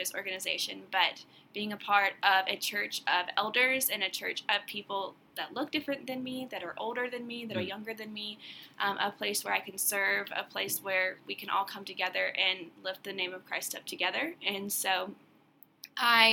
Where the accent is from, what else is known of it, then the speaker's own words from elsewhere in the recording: Greenville, South Carolina, United States; moved away as an adult; now in Rock Hill, United States; I am from Greenville, South Carolina